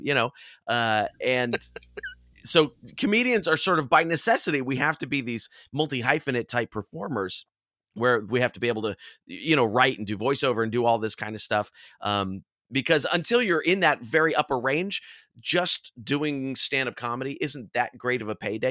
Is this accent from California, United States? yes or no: yes; California, United States; growing up in California